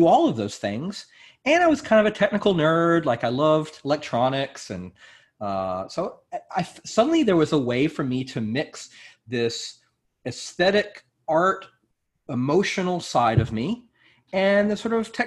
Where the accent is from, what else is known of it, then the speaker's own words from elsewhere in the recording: North Carolina, United States; now in New York, United States; I'm from North Carolina